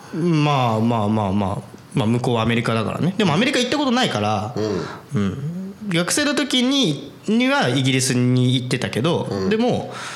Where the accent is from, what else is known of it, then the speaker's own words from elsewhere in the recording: Japan; moved away; 俺日本人